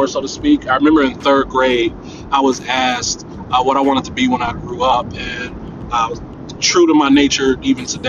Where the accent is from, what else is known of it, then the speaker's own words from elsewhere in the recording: Cincinnati, Ohio, United States; I was born and raised here in Cincinnati, Ohio